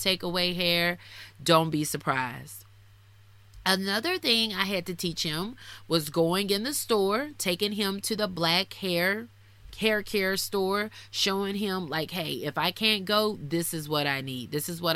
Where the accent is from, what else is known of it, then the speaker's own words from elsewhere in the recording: the South, United States; I'm from the South. I'm black